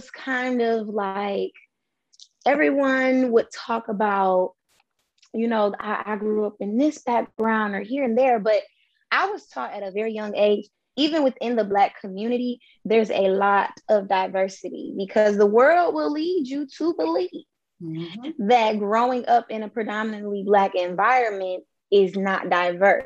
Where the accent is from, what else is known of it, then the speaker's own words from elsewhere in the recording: Detroit, Michigan, United States; I was born in Detroit, Michigan